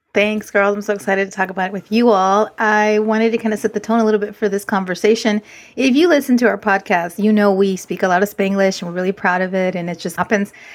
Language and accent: English; Inglewood, California, United States; growing up in Inglewood, California, proud of that, that's my roots